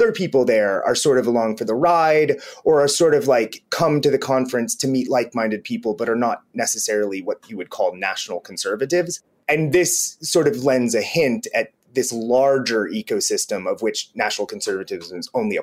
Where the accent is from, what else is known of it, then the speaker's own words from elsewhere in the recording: Cincinnati, Ohio, United States; moved away; also born or lived in Brooklyn, New York; I am from Cincinnati, Ohio, as is J.D. Vance